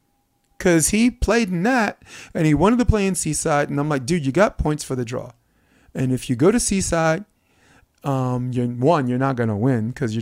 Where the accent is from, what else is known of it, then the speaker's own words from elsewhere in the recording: South Korea; I'm from Korea.